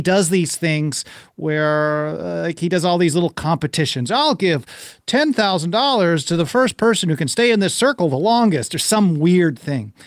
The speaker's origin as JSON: {"language": "English", "town": "Milwaukee", "region": "Wisconsin", "country": "United States", "tie": "born or raised there", "said": "I grew up in Milwaukee"}